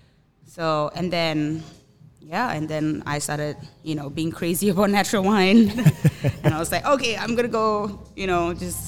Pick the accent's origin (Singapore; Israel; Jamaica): Singapore; moved away as an adult; also born or lived in Bali, Indonesia; now in Oceanside, United States; I am from Singapore and I moved here 4 years ago, lived in Bali for a bit